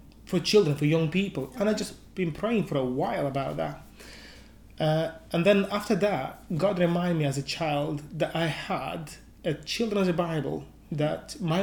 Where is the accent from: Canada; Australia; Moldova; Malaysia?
Moldova; moved away as an adult; now in United Kingdom; I'm originally from Moldova, which is an Eastern European country, a very small country, probably about 2.5, near 3 million people. but I've been living in the UK for over